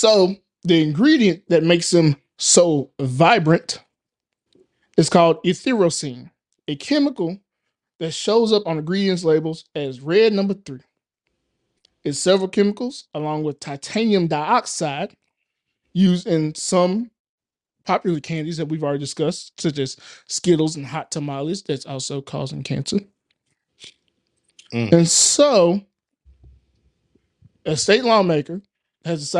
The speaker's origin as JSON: {"language": "English", "town": "Murfreesboro", "region": "Tennessee", "country": "United States", "said": "I'm from Murfreesboro, Tennessee"}